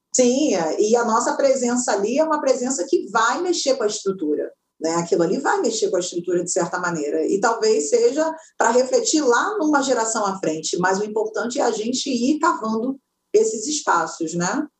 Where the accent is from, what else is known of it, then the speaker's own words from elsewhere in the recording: São João de Meriti, Rio de Janeiro, Brazil; eu nasci em São João de Meriti, naquele quintal de terra batida